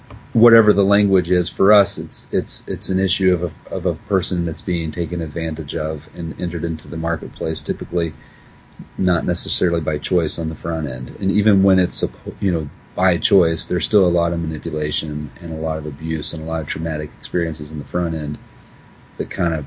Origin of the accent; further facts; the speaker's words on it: West Virginia, United States; I was in a little trailer park with my dad in West Virginia, so I grew up in Appalachian poverty